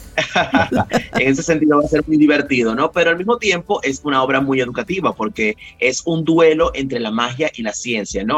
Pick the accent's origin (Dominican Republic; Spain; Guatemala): Dominican Republic; moved away; also born or lived in Venezuela; yo soy dominicano, siempre lo digo, pero yo viví muchos años en Venezuela